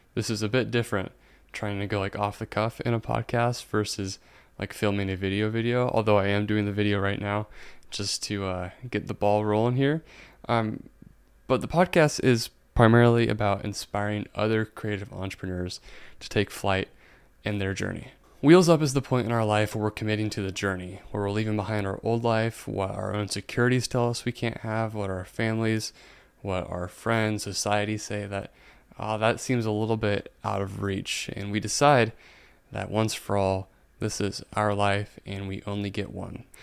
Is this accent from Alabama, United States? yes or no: no; Indiana, United States; I'm from Indiana